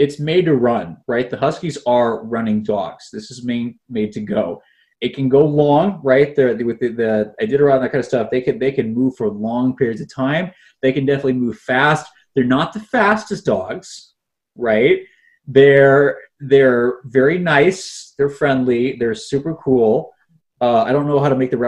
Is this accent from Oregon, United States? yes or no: yes; Portland, Oregon, United States; moved away; I come from Portland, Oregon.